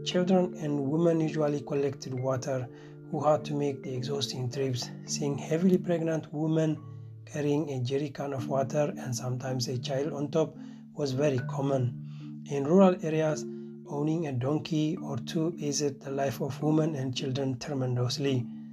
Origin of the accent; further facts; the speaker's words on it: Eritrea; moved away as an adult; now in Göttingen, Germany; I come from Eritrea